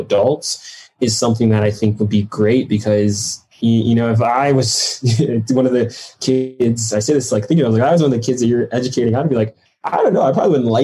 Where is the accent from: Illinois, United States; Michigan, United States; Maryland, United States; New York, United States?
Michigan, United States; Detroit; I grew up in Detroit